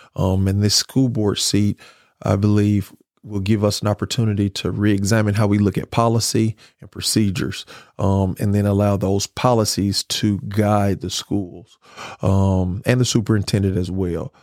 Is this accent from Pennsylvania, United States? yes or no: no; Grenada, Mississippi, United States; I'm from Grenada